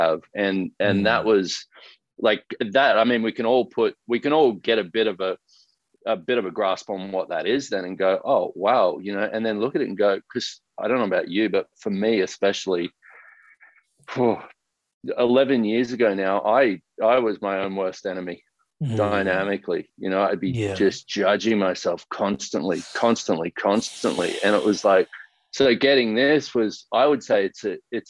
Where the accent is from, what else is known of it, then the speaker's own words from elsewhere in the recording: Sunshine Coast, Queensland, Australia; growing up in Australia and especially on the Sunshine Coast